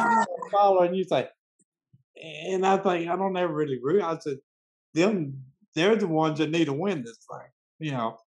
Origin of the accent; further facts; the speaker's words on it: Memphis, Tennessee, United States; I grew up in Memphis, as I was telling y'all, but uh, but we had a home in West Tennessee, also a little rural area